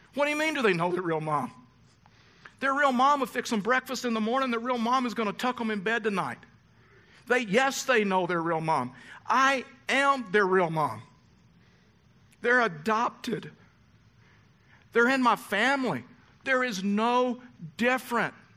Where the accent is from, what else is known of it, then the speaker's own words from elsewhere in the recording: Texas, United States; I was raised in the South. I was raised in Texas.